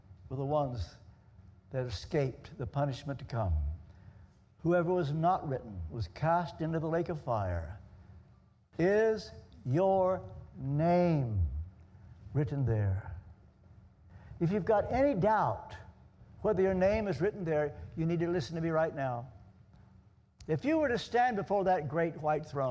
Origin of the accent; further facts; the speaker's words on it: Ashland, Kentucky, United States; moved away; the home in which I was brought up in Ashland, Kentucky